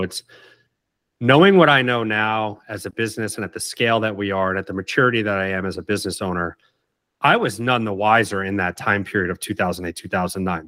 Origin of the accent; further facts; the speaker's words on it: Oak Bluffs, Massachusetts, United States; moved away as an adult; also born or lived in Savannah; I grew up in Oak Bluffs